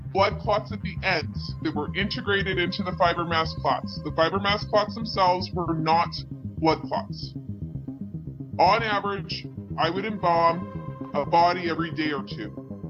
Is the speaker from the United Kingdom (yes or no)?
no; Canada; As a Canadian embalmer